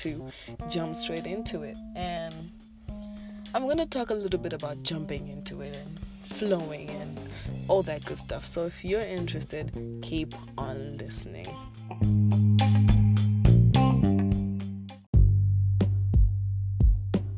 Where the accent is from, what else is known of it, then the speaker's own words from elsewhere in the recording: Zimbabwe; I am from Zimbabwe